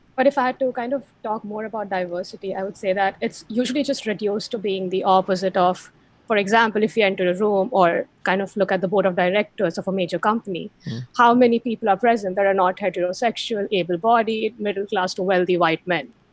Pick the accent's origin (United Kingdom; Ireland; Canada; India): India; moved away as an adult; now in Boston, United States; I was born and brought up in India